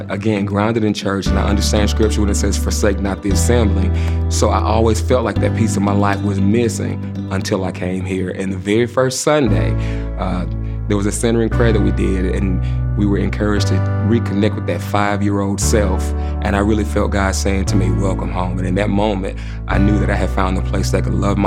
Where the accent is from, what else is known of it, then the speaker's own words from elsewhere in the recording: South Carolina, United States; moved away as an adult; now in South Florida, United States; being from South Carolina, you know, growing up in the Southern Baptist church